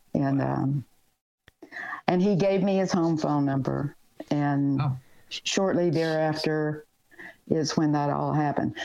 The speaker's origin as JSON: {"language": "English", "region": "the South", "country": "United States", "moved": "as an adult", "said": "been in the South and really not gone a lot of places out of my stomping grounds"}